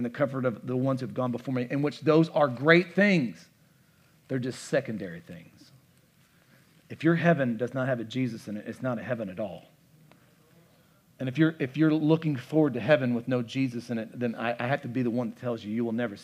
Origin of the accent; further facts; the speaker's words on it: United States; I am a thoroughly American